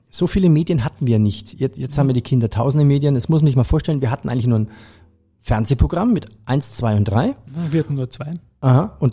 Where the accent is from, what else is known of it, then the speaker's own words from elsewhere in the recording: Bavaria, Germany; Ich komme aus Bayern, also habe ich den Bayerischen Rundfunk immer gehört.